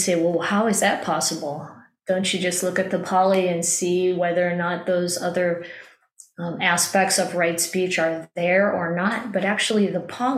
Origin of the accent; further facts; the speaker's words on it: Midwest, United States; when I was a child growing up in the Midwest